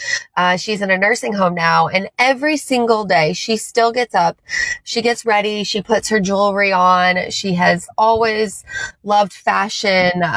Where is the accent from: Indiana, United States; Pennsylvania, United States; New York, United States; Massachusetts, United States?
Indiana, United States; Lanesville; also born or lived in Chicago / Louisville; I grew up in Southern Indiana. So I grew up out in Lanesville